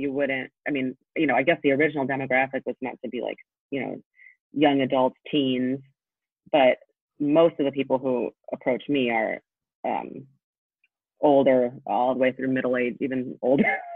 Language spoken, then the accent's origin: English; Poland; born there; I was born in Poland, so um, both of my parents have had thick accents.